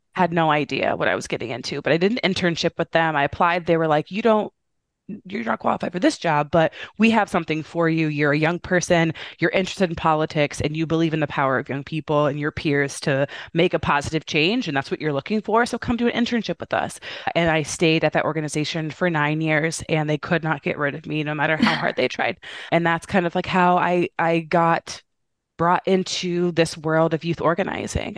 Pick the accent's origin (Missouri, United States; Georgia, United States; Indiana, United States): Indiana, United States; moved away as an adult; now in Chicago, United States; I'm a Midwestern girl. I'm from Indiana originally, but I live in Chicago